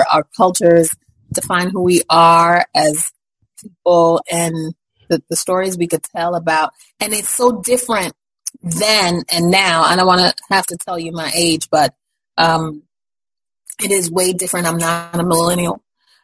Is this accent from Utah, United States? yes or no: no; New York City, New York, United States; I grew up in Brooklyn